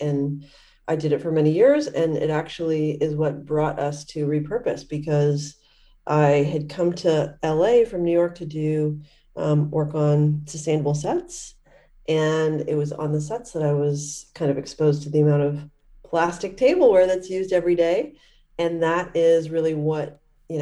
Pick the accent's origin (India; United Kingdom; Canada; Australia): Canada; I grew up in Canada